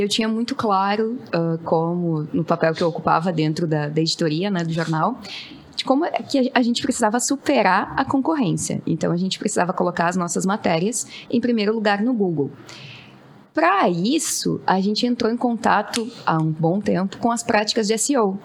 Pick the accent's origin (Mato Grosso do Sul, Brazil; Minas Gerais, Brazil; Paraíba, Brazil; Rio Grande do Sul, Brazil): Rio Grande do Sul, Brazil; sou gaúcha